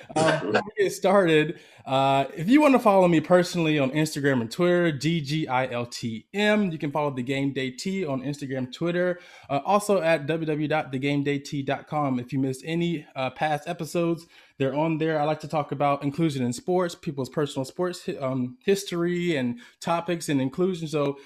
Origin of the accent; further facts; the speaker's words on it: Decatur, Georgia, United States; moved away as an adult; now in Bay Area, United States; I'm from Atlanta. Well, I grew up in Decatur, Georgia. Went to Martin Luther King High School. Went to Georgia State University. Yada yada. So I moved out to the Bay Area for work, occupational therapy, about 2016.